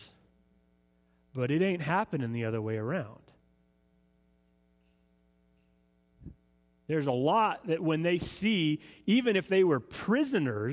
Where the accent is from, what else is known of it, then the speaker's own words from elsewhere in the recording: United States; for us as Americans